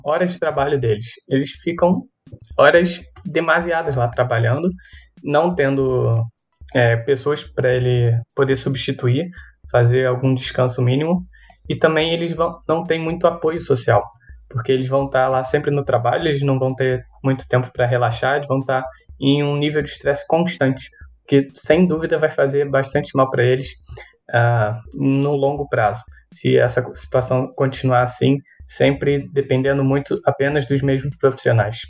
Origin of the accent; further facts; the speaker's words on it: Brazil; somos brasileiros